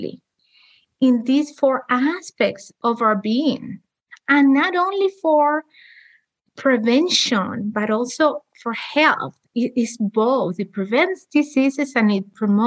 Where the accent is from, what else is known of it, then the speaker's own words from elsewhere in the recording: Cuba; moved away; I'm also from Cuba.